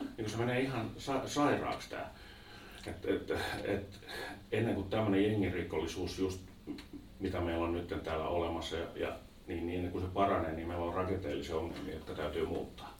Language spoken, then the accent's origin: Finnish; Vantaa, Uusimaa, Finland; Sama paikka, missä mä olin kotoisin